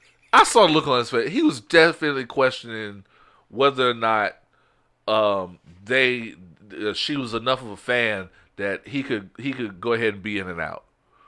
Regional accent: New York, United States; I told y'all I'm from New York.

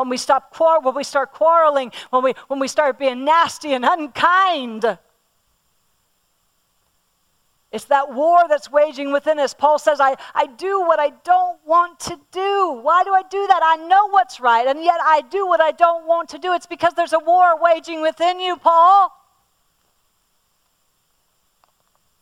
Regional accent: Pennsylvania, United States; I'm from Pennsylvania, and all around my home where I grew up, we have Amish

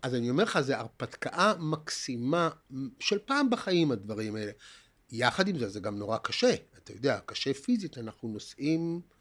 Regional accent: Haifa, Haifa District, Israel; גדלנו בעיר התחתית בחיפה

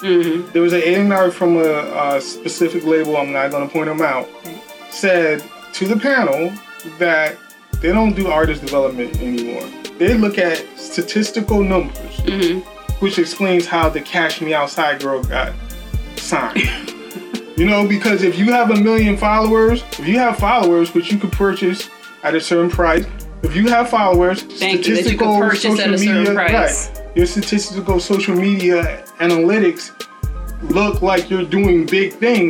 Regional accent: New York, United States; born there; My family's originally from Georgia. I was born in New York.

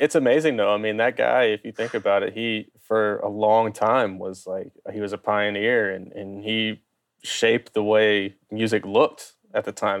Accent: Baton Rouge, Louisiana, United States; I grew up in Baton Rouge

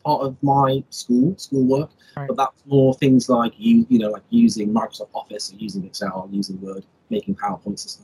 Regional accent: Wales, United Kingdom; now in England; I'm originally from Wales, which is a country in the UK. I live in England at the moment

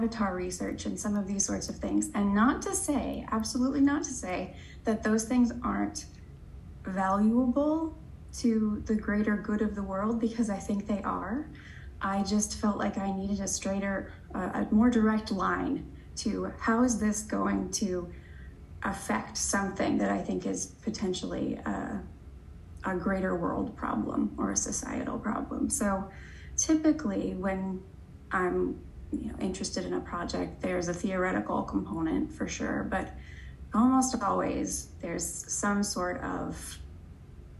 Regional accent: Missouri, United States; moved away as an adult; also born or lived in Washington State / Indiana; now in Florida, United States; I'm from Missouri

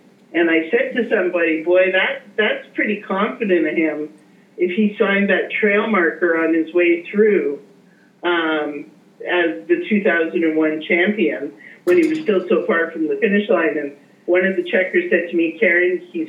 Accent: Canada; I'm Canadian

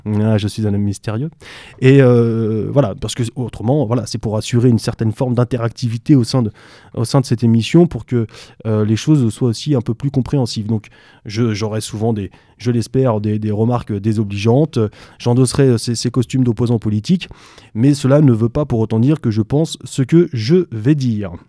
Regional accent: France; en tant que Français

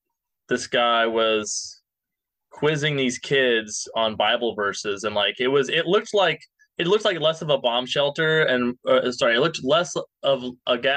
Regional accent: Minneapolis, Minnesota, United States; moved away as an adult; now in Nashville, United States; I'm from Minneapolis originally, but I've been living in Nashville for like 5 or 6 years.

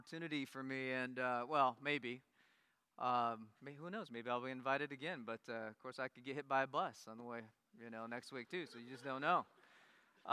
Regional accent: Iowa, United States; moved away as an adult; also born or lived in Korea; Grew up in Iowa

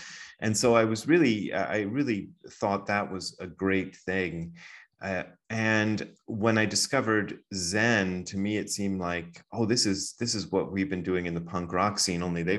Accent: Wadsworth, Ohio, United States; also born or lived in Hamilton, Ohio; we moved to another small town called Wadsworth, Ohio, and that's where I grew up as a little kid.

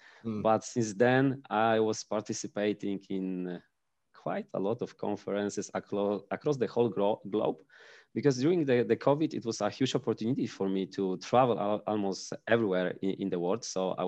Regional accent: Pomeranian Voivodeship, Poland; English is a second language

